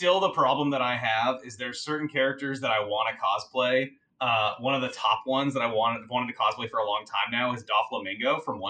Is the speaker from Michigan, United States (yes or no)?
no; Houston, Texas, United States; I'm also from Texas. I grew up in Houston